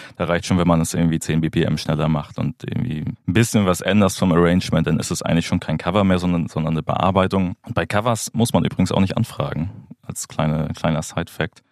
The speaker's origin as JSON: {"language": "German", "region": "Schleswig-Holstein", "country": "Germany", "also_born_or_lived": "Hamburg", "moved": "yes", "lives_now": "Berlin, Germany", "said": "Ich komme ursprünglich aus Schleswig-Holstein, habe dann in Hamburg äh, Musikmanagement studiert"}